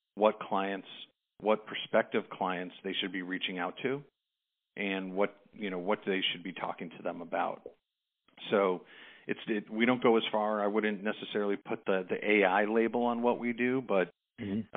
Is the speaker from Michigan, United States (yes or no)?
no; Chicago, Illinois, United States; growing up in Chicago